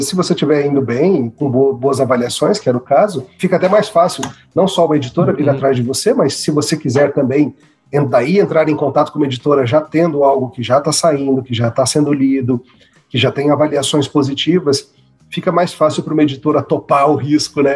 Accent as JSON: {"language": "Portuguese", "town": "Brasília", "region": "Federal District", "country": "Brazil", "tie": "born or raised there", "also_born_or_lived": "São Paulo", "said": "originalmente de São Paulo, mas eu já, eu já, cresci em Brasília, nem lembro de outra coisa"}